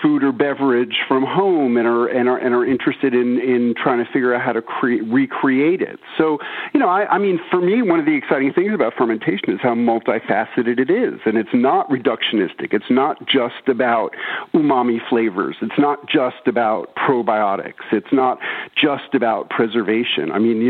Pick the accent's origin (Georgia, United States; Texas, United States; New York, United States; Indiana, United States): New York, United States; now in Tennessee, United States; I moved from New York to rural Tennessee and I started keeping a garden. And, you know, I was such a naive city kid